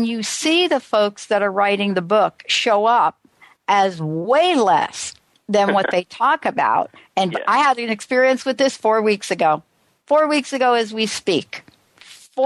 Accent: New York City, New York, United States; I'm just a girl from the Bronx

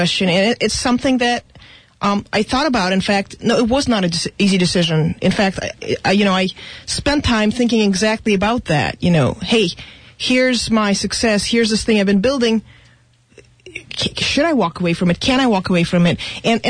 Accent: Russia; now in United States; I was born in Russia, so my family, we immigrated from what at the time was Soviet Union

